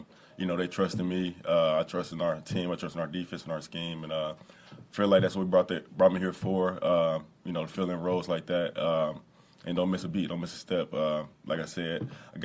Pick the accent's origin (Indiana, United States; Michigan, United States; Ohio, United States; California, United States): Ohio, United States; Cincinnati; I'm from Cincinnati